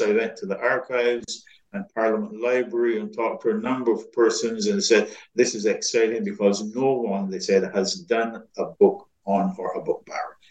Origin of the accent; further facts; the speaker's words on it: Barbados; moved away as an adult; now in United States; when I was growing up in Barbados